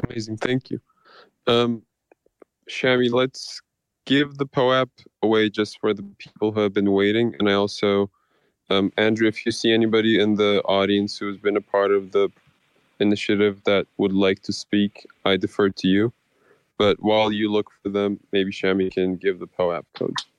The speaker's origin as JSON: {"language": "English", "region": "Istanbul", "country": "Turkey", "tie": "born or raised there", "said": "I'm from Turkey. I'm from Istanbul. I, I was born and raised in a country that's been in war for the past 25 years"}